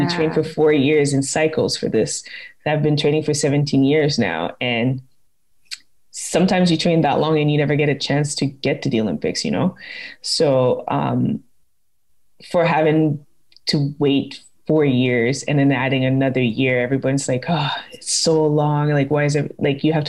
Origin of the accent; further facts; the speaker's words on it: Quebec, Canada; I'm originally from Quebec and it's still my home province